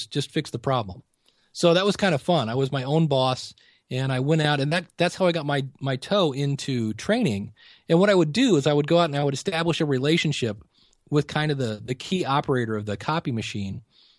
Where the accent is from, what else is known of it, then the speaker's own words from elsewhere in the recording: Akron, Ohio, United States; I'm born and raised in Akron, Ohio